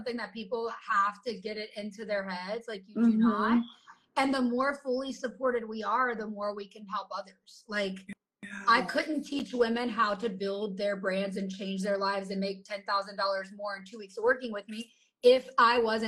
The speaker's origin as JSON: {"language": "English", "region": "the South", "country": "United States", "said": "we come from the South where like, the goal is to raise your own kids"}